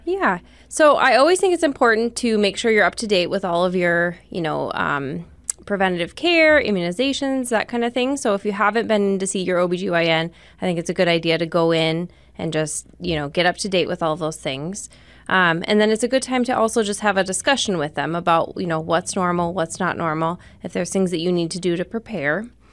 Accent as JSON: {"language": "English", "town": "Rapid City", "region": "South Dakota", "country": "United States", "also_born_or_lived": "Spearfish, South Dakota", "said": "I'm from Rapid City"}